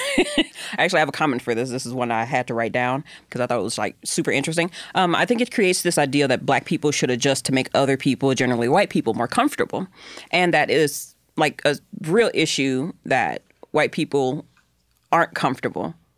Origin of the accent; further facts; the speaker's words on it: the South, United States; I'm from the South